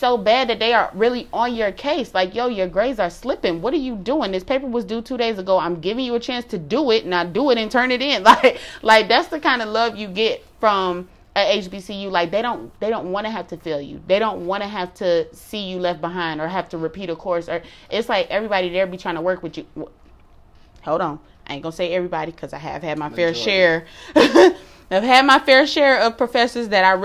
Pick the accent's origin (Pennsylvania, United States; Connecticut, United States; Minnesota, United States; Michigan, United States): Michigan, United States; Detroit; moved away as an adult; also born or lived in Durham, North Carolina; we're from Detroit